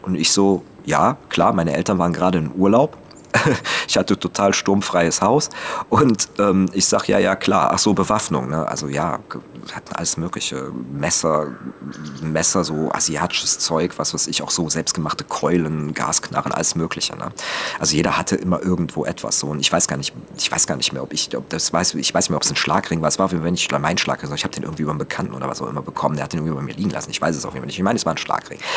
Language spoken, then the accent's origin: German; Cologne-Leverkusen region, North Rhine-Westphalia, Germany; bei uns in der gesamten Region, und das wie gesagt ist auch Köln mit drin